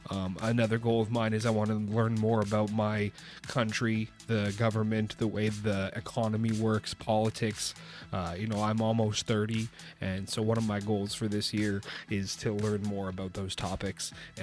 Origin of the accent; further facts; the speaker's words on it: Canada; I'm from Canada. If you weren't aware of that.